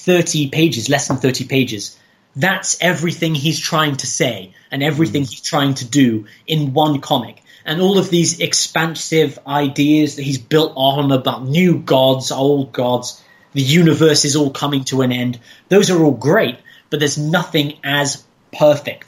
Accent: Somerset, South West England, United Kingdom; moved away as an adult; also born or lived in China / Hong Kong; now in Moscow, Russia; I grew up in Somerset

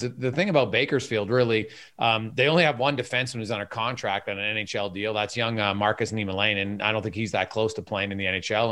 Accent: Canada; I'm Canadian

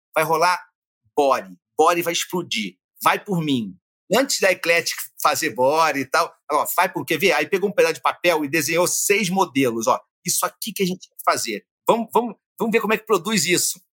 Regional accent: Rio de Janeiro, Brazil; nasci na Gávea, mas morei muitos anos na Tijuca

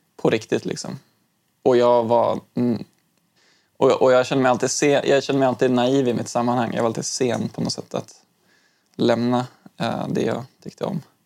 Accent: Stockholm, Stockholm County, Sweden; also born or lived in Umeå; jag flyttade från Umeå när jag fyllde åtta år um, och började tvåan i lågstadiet. Um, och från att jag flyttade från Umeå till Stockholm

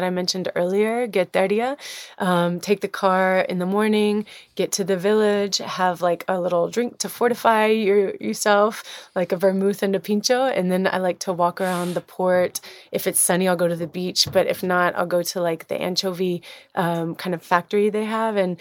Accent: Alabama, United States; now in San Sebastian, Spain; I'm from Alabama, sitting here in my childhood home

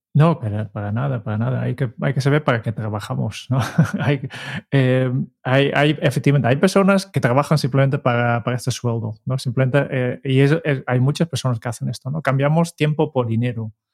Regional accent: Netherlands; Spanish is a second language; yo como holandés

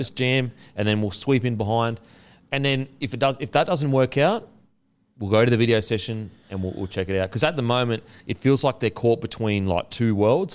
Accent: Australia; I'm extremely proud as an Australian of our history

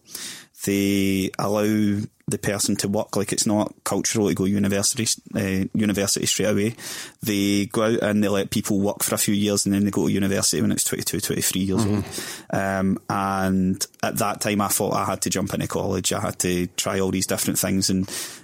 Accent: Glasgow, Scotland, United Kingdom; also born or lived in Balornock; I grew up in Springburn for the first 6 years of my life

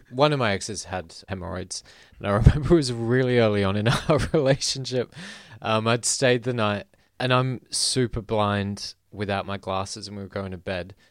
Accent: Philippines; moved away; I grew up in the Philippines.

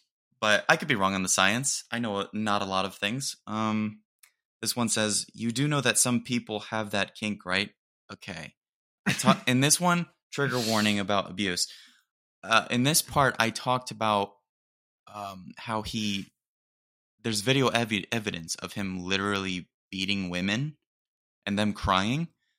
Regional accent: United Kingdom; Dude, I'm British.

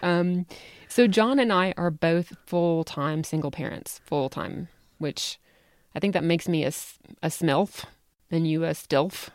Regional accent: the South, United States; accent: Southern; now in Salt Lake City, United States; I was born and raised in the South

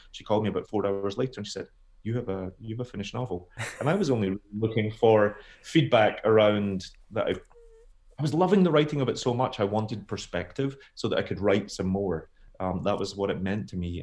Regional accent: Scotland, United Kingdom; also born or lived in United States; I'm a Scottish author

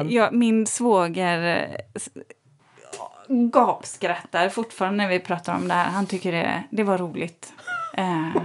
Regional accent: Stockholm, Stockholm County, Sweden; Alla ni andra som inte är infödda stockholmare fattar precis vad jag

